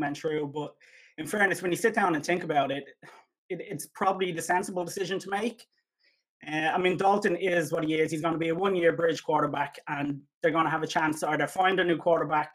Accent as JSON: {"language": "English", "country": "Ireland"}